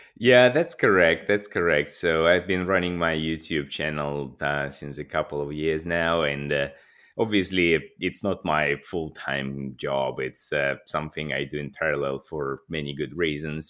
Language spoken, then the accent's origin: English; Russia; moved away as an adult; also born or lived in Moscow / Madrid; I'm, I'm Russian. I was born and, and grew up in Russia